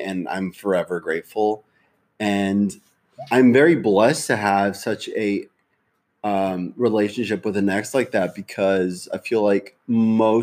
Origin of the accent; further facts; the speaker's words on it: Texas, United States; we're from Texas